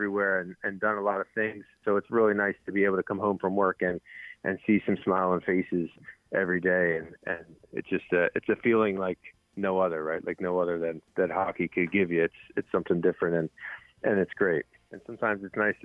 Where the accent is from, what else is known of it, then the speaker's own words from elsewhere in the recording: Philadelphia, Pennsylvania, United States; I'm from Philly